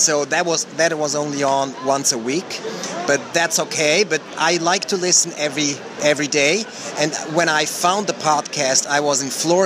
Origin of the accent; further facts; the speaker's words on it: Switzerland; I grew up in Switzerland, so I had French class